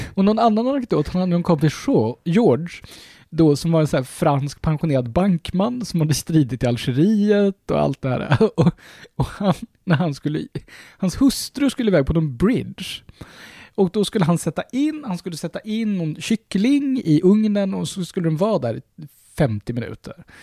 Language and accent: Swedish; Sweden; vi svenskar